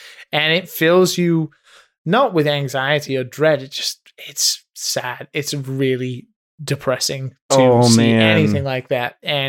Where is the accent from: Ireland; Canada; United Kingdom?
United Kingdom; I'm British. That's my excuse. Seinfeld was not a thing in the UK.